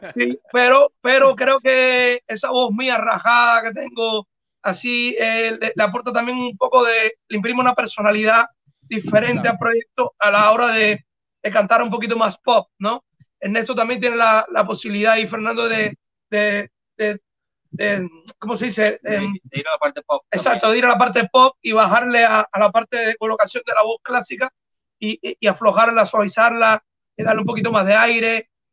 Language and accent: Spanish; Cuba; somos cubanos y tenemos un acento